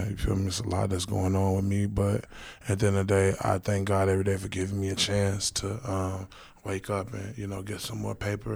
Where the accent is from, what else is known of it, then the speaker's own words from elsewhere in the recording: Chicago, Illinois, United States; I'm from Chicago, Illinois. I seen a lot of shit when I was a kid.